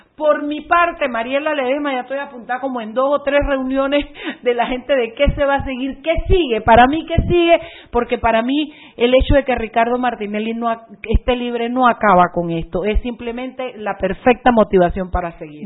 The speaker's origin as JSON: {"language": "Spanish", "town": "Boquete", "region": "Chiriquí", "country": "Panama", "tie": "born or raised there", "moved": "yes", "said": "después estuve en mi boquete, pues amo boquete, amo mi, mi, mi pueblo"}